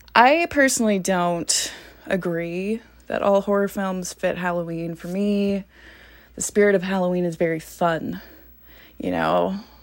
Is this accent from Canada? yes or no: yes; Grande Prairie, Alberta, Canada; I am from a small town called Grand Prairie, Alberta